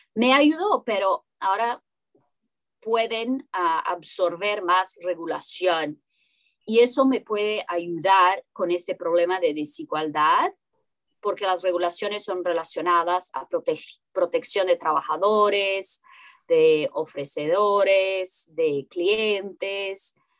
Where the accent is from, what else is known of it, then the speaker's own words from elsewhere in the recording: Brazil; Spanish is a second language; Yo soy brasileña